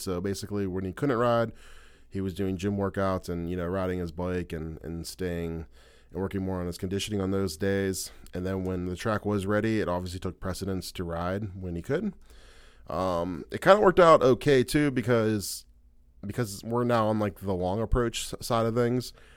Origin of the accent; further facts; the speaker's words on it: Ohio, United States; we're both from Ohio